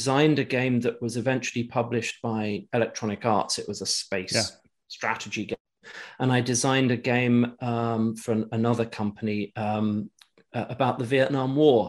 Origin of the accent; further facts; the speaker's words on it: England, United Kingdom; I kind of grew up in England.